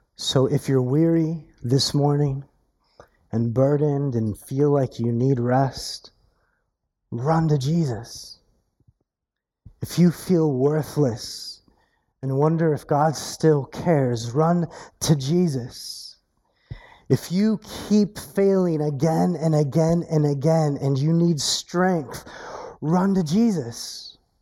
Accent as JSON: {"language": "English", "region": "California", "country": "United States", "tie": "born or raised there", "accent": "Californian", "said": "I have an accent because I'm from California."}